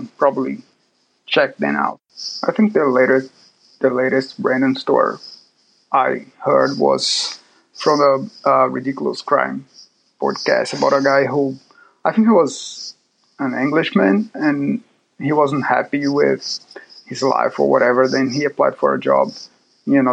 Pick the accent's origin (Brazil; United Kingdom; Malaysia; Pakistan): Brazil; Salvador, Bahia; now in Auckland, New Zealand; I'm from Brazil, from a city called Salvador, but now I'm living in Oakland